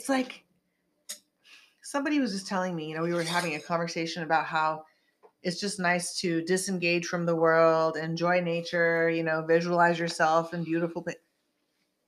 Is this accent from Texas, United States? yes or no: no; Santa Cruz, California, United States; now in Los Angeles, United States; my hometown up in Santa Cruz